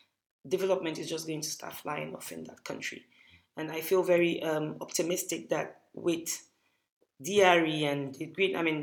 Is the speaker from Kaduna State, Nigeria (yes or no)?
yes; Kaduna, Kaduna State, Nigeria; growing up in Kaduna